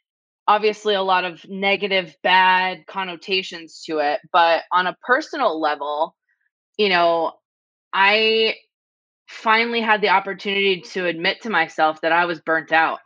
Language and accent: English; Las Vegas, Nevada, United States; I wanted to be more invested in my hometown. I wanted to feel a connection with a place that had given me so much as a kid. So, like I said, we were a military family, lived all over the place, but I spent every summer living at my grandparents' house in Las Vegas.